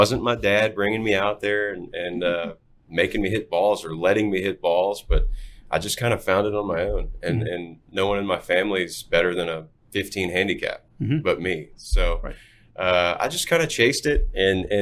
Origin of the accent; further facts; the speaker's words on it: Fort Worth, Texas, United States; I grew up in Fort Worth, went to Pascal